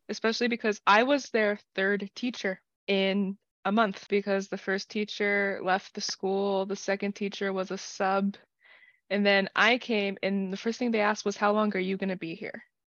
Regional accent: United States; I grew up neurodivergent in the American public school system

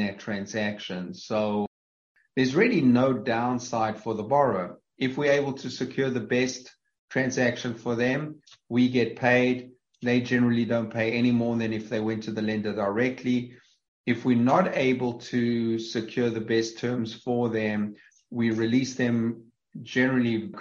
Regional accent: South Africa; accent: South African; moved away; having come from South Africa, and obviously my accent gives that away

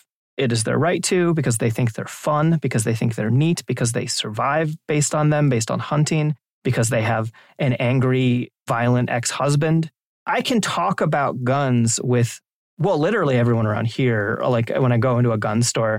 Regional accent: Maryland, United States; moved away; I'm originally from Maryland

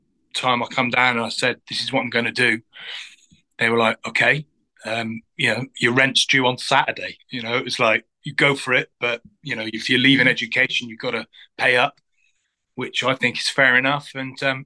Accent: Glastonbury, South West England, United Kingdom; I grew up in Glastonbury in Somerset

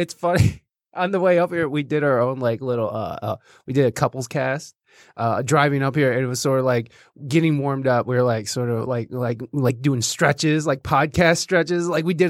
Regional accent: Jasper, Michigan, United States; also born or lived in Oregon; No, actually, I was born in Oregon, mm-hmm. and then I actually grew up in Michigan, but it was in this real fancy place called Jasper, Michigan.

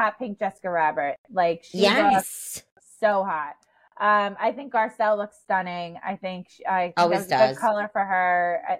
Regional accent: New York, United States; And I'm a New Yorker.

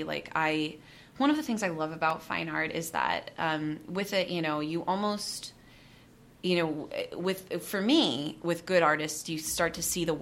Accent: Seattle, Washington, United States; I'm from Seattle

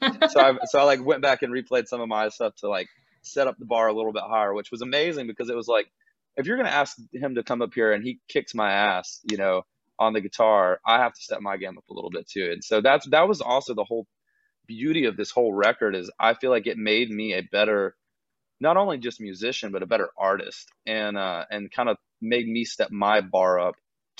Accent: Gainesville, Georgia, United States; moved away as an adult; now in Nashville, United States; I grew up on a small horse farm on the outskirts of Gainesville, Georgia

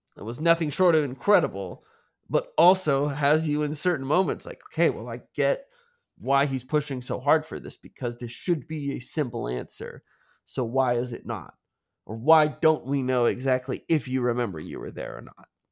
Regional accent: United States; as an American

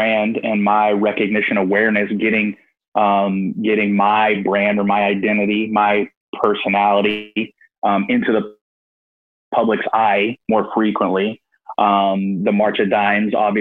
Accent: Northern Texas Panhandle, United States; moved away as an adult; I moved back to where I grew up in the Northern Texas Panhandle

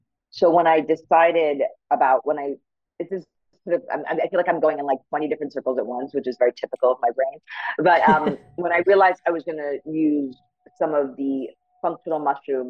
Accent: New York, United States; moved away as an adult; now in Los Angeles, United States; I'm born and bred in New York. So I'm a New Yorker

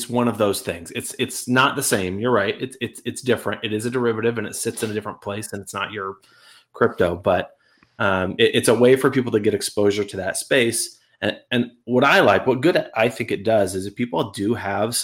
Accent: Washington, United States; moved away; I'm originally from Washington State.

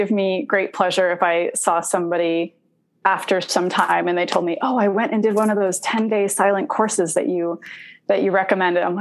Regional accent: Indonesia; I myself am not Arabic. I'm Italian. Um, I was born in Indonesia, and uh, we lived in Indonesia because my parents were part of a spiritual community.

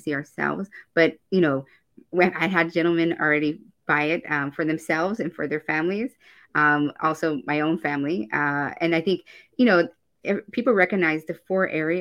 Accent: Kansas, United States; I ran for office and was elected in my home state of Kansas

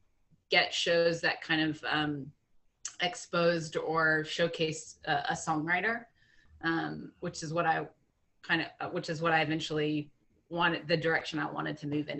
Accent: Atlanta, Georgia, United States; moved away as an adult; also born or lived in South Carolina / Colorado; now in Nashville, United States; I was born and raised in Atlanta

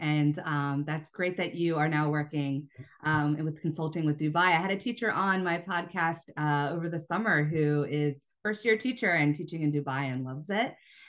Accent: United States; also born or lived in China; being an American teaching abroad

